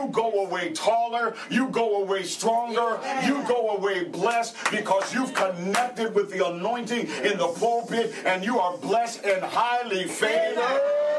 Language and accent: English; St. Paul, Minnesota, United States; moved away as an adult; also born or lived in Texas; I grew up in St. Paul, Minnesota. My mother had 9 kids